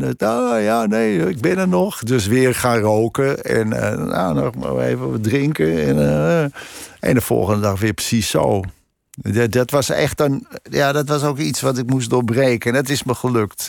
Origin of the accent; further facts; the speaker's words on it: Krommenie, North Holland, Netherlands; also born or lived in Amsterdam; ik heb daar van mijn tiende tot mijn twintigste uh, gewoond in Cromony